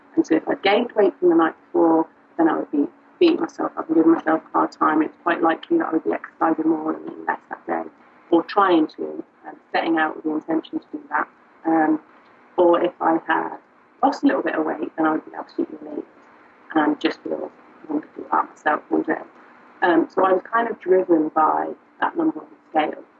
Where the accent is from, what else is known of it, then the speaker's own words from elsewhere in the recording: United Kingdom; now in Liverpool, United Kingdom; I'm not from Liverpool, I'm from further down south